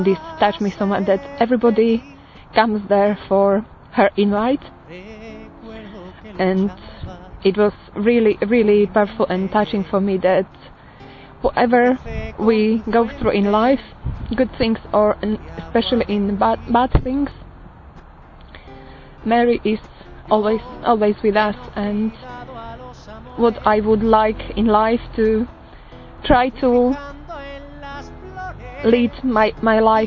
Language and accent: English; Slovakia; I'm from Slovakia and I'm 36 years old.